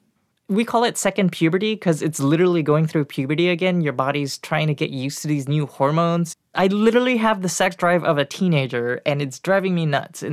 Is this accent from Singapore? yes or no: yes; Singapore; moved away as an adult; now in United States; I was born in Singapore.